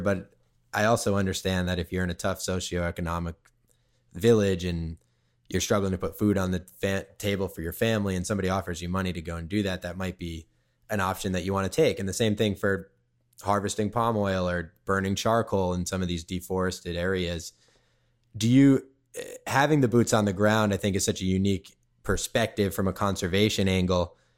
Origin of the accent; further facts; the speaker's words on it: Cape Cod, Massachusetts, United States; also born or lived in Silver Lake, Los Angeles; now in Los Angeles, United States; I grew up on Cape Cod, in, in Mass